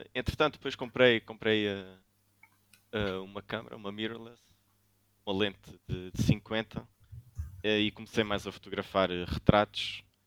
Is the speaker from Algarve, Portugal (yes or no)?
yes; Algarve, Portugal; also born or lived in São Brás de Alportel; sou do Algarve, neste momento vivo em São Brás de Alportel